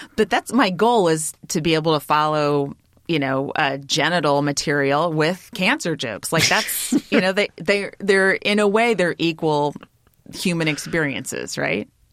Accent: Bay Area, California, United States; moved away as an adult; now in Los Angeles, United States; I'm from the Bay Area

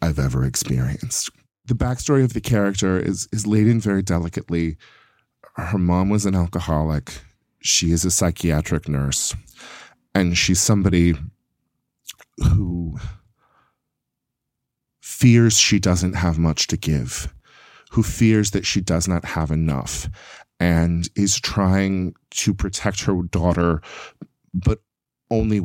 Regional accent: Yuba City, California, United States; moved away; I'm from a little farm town called Yuba City that is the prune capital of the world.

